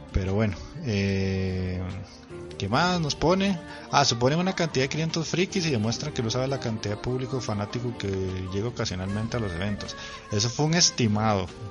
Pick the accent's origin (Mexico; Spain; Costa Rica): Costa Rica; Cartago; yo soy de Cartago